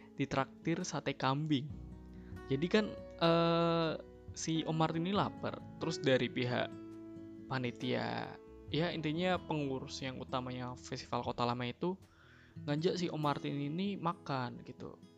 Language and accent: Indonesian; Central Java, Indonesia; moved away as an adult; aku lahir di kota yang cukup kecil eh, tapi cukup dikenal banyak julukan untuk kotaku ini untuk kalangan umum bis, bisa disebut dengan kota batik